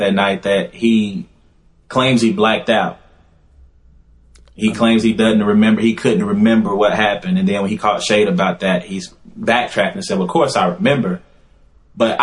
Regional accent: Louisiana, United States; moved away; I'm from Louisiana

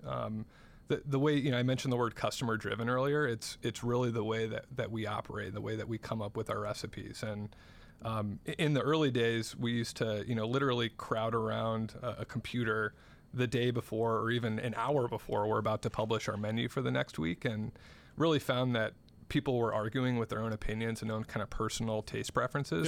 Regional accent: South Bend, Indiana, United States; I grew up in South Bend, Indiana.

